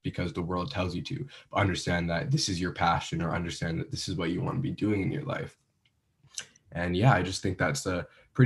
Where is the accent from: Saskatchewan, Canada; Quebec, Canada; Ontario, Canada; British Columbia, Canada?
British Columbia, Canada; Vancouver; moved away as an adult; now in Ottawa, Canada; I'm originally from Vancouver